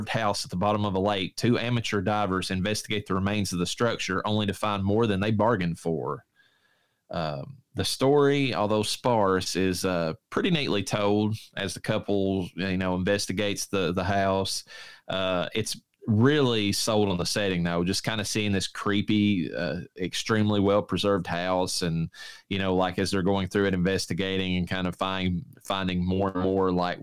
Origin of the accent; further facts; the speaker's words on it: Eastern Kentucky, United States; I'm from Eastern Kentucky.